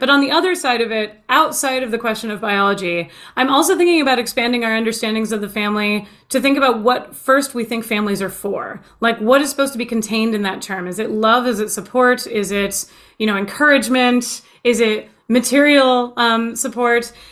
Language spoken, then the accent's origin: English; United States; my own nationalistic viewpoint is as an American, that's where I've been born and raised